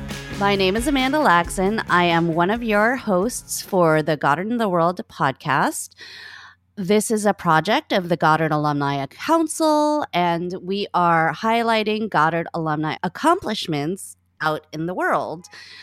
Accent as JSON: {"language": "English", "country": "Philippines", "lives_now": "New York, United States", "said": "We're both Filipino. He has a very wicked, wonderful sense of humor, and his family. I'm in New York"}